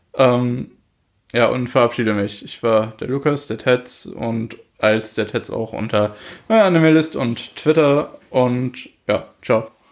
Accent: Germany; bei uns in Deutschland

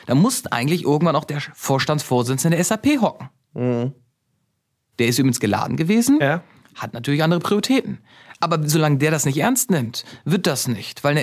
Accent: Germany; Und dass ich bin auf dem Land groß geworden, haben wir den Autoschlüssel im Auto stecken lassen.

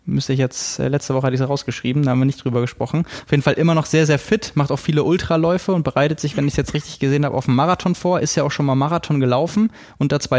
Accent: Lübeck, Schleswig-Holstein, Germany; jetzt, wo es das schon seit letztem Jahr in meiner Heimatstadt gibt, hier nebenan in Lübeck

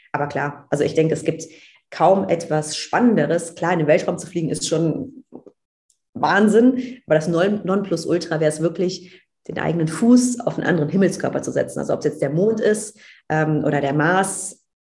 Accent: Cologne, North Rhine-Westphalia, Germany; ich komme aus Köln, da gibt es Karneval.

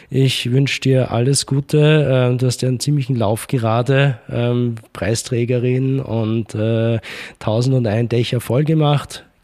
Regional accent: Ebensee, Upper Austria, Austria; Dort, wo ich herkomme, in Ebensee, hat sich die Energie AG jetzt gerade dazu entschlossen, ein, ich glaube, 170 MW oder waren es 270 MW Pumpspeicher Kraftwerk zu bauen.

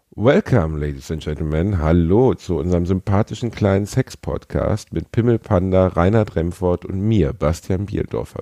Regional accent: North Rhine-Westphalia, Germany; ich bin Westfale

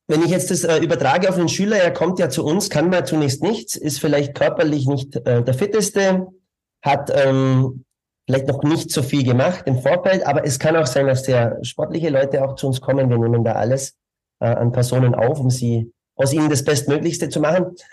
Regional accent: Bavaria, Germany; accent: Bavarian; moved away as an adult; also born or lived in Munich; now in Vienna, Austria; Ich bin auch Bayer, so wie Sie aber mehr, mehr noch im südlichen Bereich. Ähm, äh, bin da aufgewachsen, habe 18 Jahre dort gelebt und ähm, bin dann nach München zum Studieren, war zehn Jahre in München und bin seit 2003 in Wien.

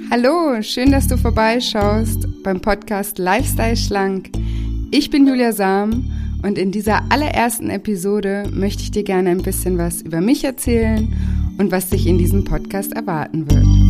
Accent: Konstanz, Baden-Württemberg, Germany; moved away as an adult; also born or lived in Paris / Barcelona / Australia / Mexico; Konstanz ist auch meine Heimat. Ich bin hier aufgewachsen

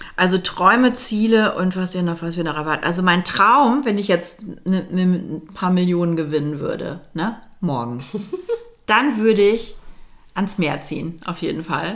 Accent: Germany; also born or lived in Milan, Italy; als Deutsche im, in Mailand

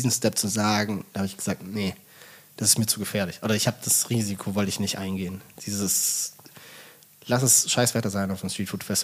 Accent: Swabia, Germany; ich komme aus dem Schwabenland.

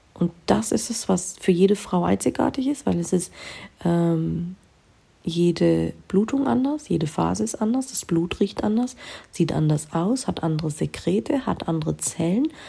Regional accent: Germany; bei uns in Deutschland

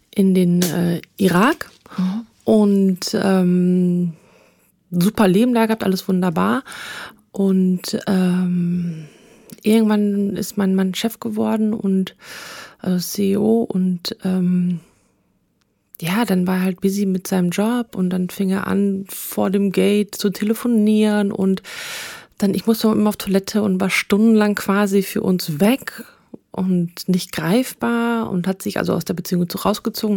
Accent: Münsterland, North Rhine-Westphalia, Germany; ich komme aus dem Münsterland.

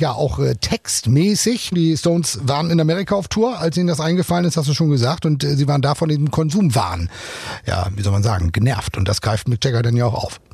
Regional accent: Germany; bei uns in Deutschland

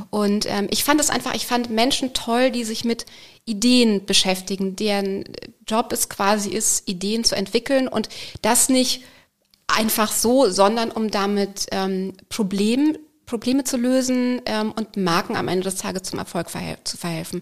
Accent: Bavaria, Germany; moved away; Ich komme aus Bayern ursprünglich, da hat man Religion gehabt in der Grundschule

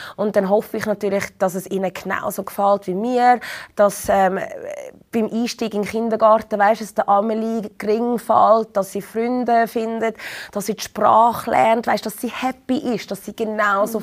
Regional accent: Zurich, Switzerland; moved away as an adult; also born or lived in London; Ich bin in Zürich geboren und aufgewachsen

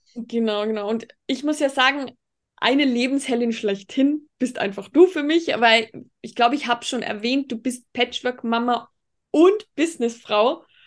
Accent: Tyrol, Austria; und ich eben bin aus Tirol, weil du vorhin bezüglich Dialekt gesagt hast. Aber ich glaube, das hört man auch

